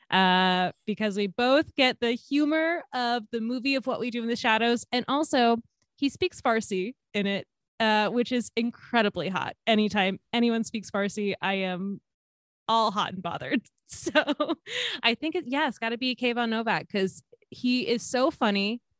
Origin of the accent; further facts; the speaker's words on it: Georgia, United States; grew up in Georgia